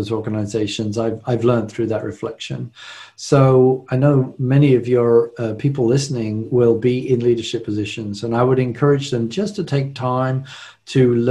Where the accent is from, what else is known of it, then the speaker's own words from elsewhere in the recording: London, United Kingdom; moved away as an adult; now in United States; I was born and raised in London, England